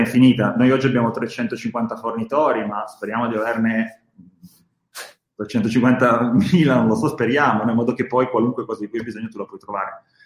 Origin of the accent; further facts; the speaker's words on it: Bra, Piedmont, Italy; io sono di Bra, quindi c'è tutto il mondo slow food, Petrini, e mi è rimasto dentro